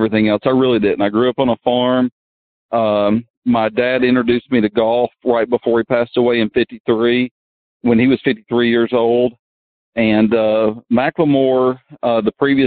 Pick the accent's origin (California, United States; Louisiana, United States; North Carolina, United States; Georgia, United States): Georgia, United States; this is my home state. This is my hometown.